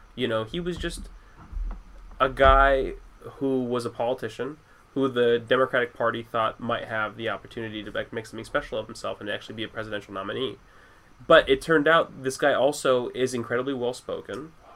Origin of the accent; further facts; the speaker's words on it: United States; as a person who's traveled and has has like has met problems with being an American